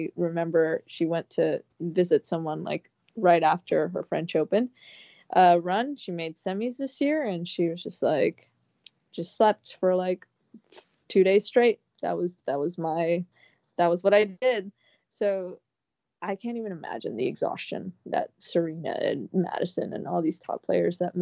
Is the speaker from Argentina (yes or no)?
no; Ecuador; moved away; I was born there, and it's my city, my hometown, like my birthplace